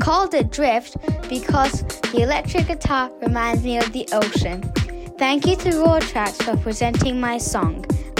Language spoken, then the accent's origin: English; Manchester, North West England, United Kingdom; I'm 9 years old, and I'm from Manchester.